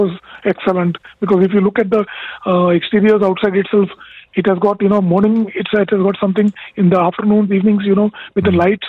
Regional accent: India; now in United Arab Emirates; I am from India.

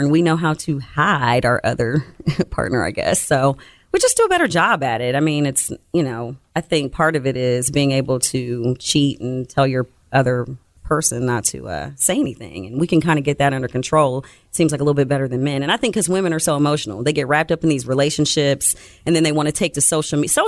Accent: Columbus, Ohio, United States; So, did you grow up around here? I did. I'm from Columbus.

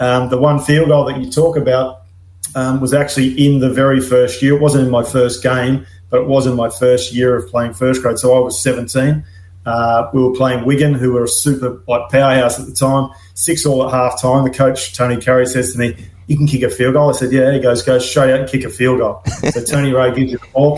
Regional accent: Gladstone, Queensland, Australia; I'm from Gladstone, uh, just an hour south of here, Rocky, uh, and I played. My junior club was Wallabies

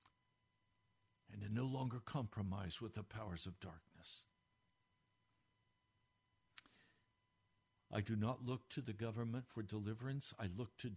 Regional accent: United States; I'm an American, but I'm first a Christian

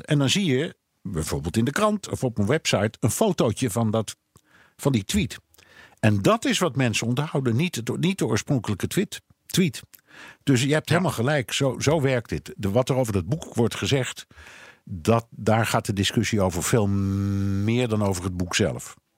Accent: Netherlands; moved away as an adult; now in United States; ik kom uit Nederland

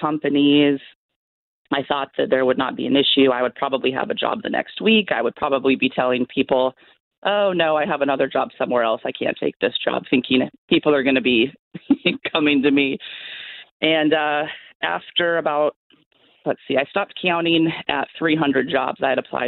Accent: Washington, United States; moved away as an adult; now in North Carolina, United States; I am originally from Washington State. I'm now living in North Carolina

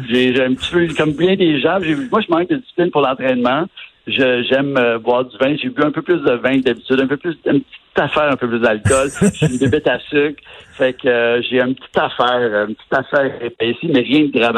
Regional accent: Montreal, Quebec, Canada; Ah, tu sais, en tant que Québécois, de Montréalais et de Québécois, on avait des préjugés.

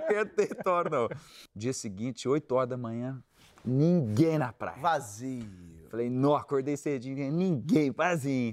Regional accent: Minas Gerais, Brazil; Eu sou de Minas

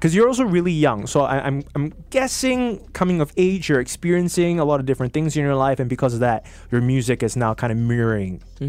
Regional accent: Singapore; like I'm a Singaporean musician first, I really respect that.

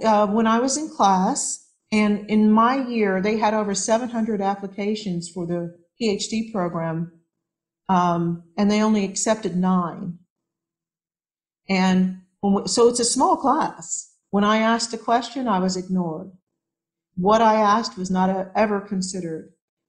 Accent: California, United States; I come from California, so I care about using recyclable things.

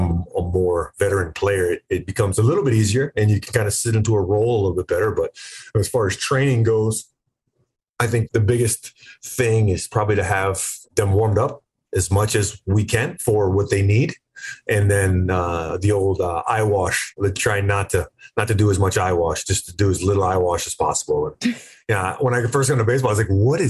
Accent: Florida, United States; I grew up in Florida

